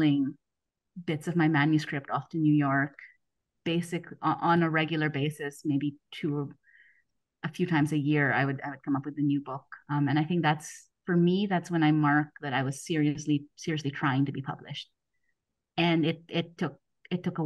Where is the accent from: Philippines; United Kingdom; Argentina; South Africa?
Philippines; moved away as an adult; also born or lived in United States; now in Germany; I grew up in the Philippines